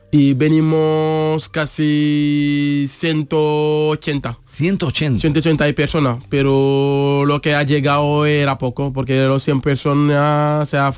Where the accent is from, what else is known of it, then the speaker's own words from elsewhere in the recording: Senegal; Spanish is a second language; moved away as an adult; also born or lived in Mbour, Senegal; now in Seville, Spain; soy de Senegal y digamos soy de África.